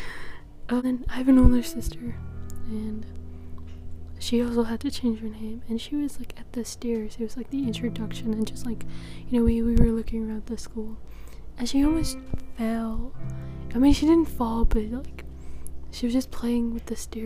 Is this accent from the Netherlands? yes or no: yes; Netherlands; I'm from the Netherlands